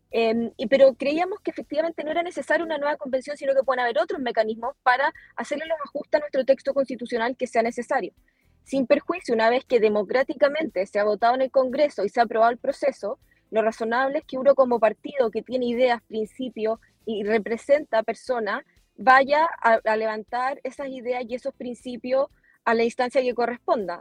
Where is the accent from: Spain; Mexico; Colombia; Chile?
Chile; Osorno, Los Lagos; also born or lived in Santiago; representar a la región de los lagos, región en la que nací, en la que crecí